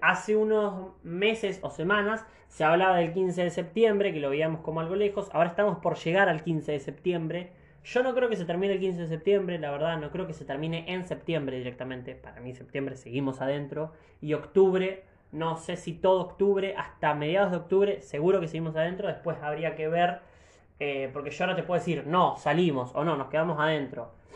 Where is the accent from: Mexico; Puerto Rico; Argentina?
Argentina; soy argentino